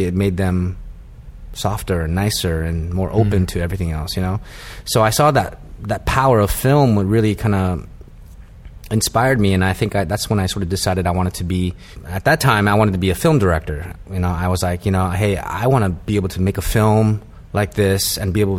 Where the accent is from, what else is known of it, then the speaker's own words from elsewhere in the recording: Vancouver, Washington, United States; moved away as an adult; also born or lived in Seattle / New Haven / New York City; I grew up in Washington State, Vancouver, Washington, which is essentially Portland, Oregon.